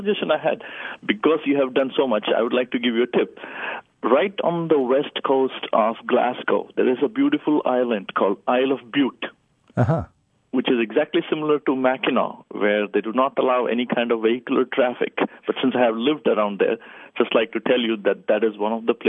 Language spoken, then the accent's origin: English; India; English is a second language; That's right, I'm from India.